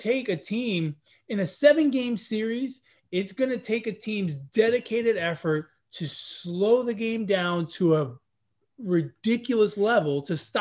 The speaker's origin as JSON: {"language": "English", "region": "New York", "country": "United States", "said": "as a New Yorker"}